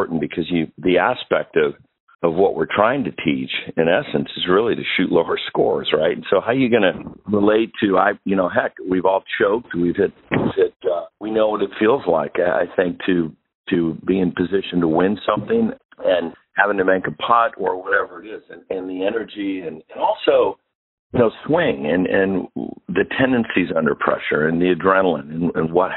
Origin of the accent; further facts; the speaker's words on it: Pittsburgh, Pennsylvania, United States; now in Michigan, United States; I've been in Michigan for a lot of my life, but I grew up right in Pittsburgh.